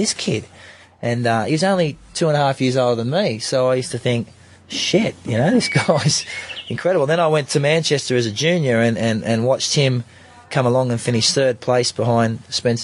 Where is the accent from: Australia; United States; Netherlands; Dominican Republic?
Australia; I'm an Aussie, even I got a bit of Kiwi blood